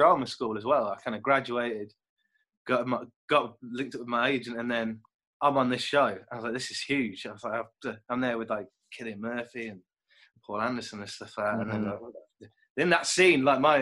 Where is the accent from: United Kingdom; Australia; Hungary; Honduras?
United Kingdom; Kidderminster, West Midlands; moved away; I'm from the Midlands originally. Like, I grew up like in Kidderminster, which is a small town just near the Black Country